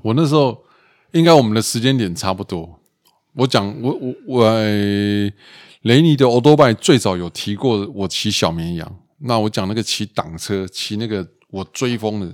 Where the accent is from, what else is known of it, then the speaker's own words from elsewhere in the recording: Zijiang Tunnel, Taipei, Taiwan; 我从小到大在自强隧道长大